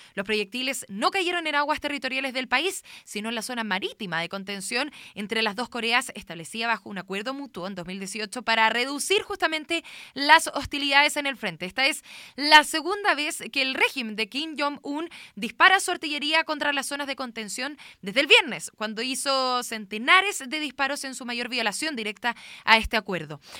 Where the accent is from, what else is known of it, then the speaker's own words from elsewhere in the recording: Chile; nuestro país